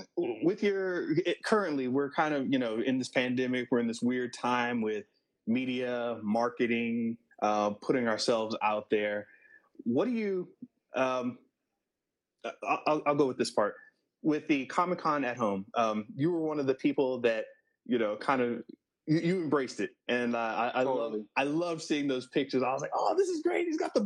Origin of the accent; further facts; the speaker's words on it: New Orleans, Louisiana, United States; born there; Yeah, totally. I mean, you know, I was born in New Orleans. I don't know if you realize that.